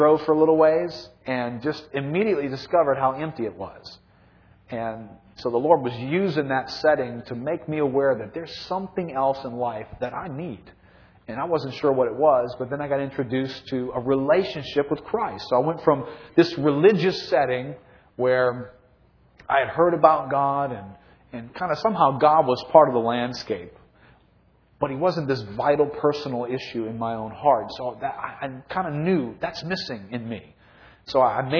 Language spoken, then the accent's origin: English; New Orleans, Louisiana, United States; I grew up in New Orleans, was raised here, lived my whole life here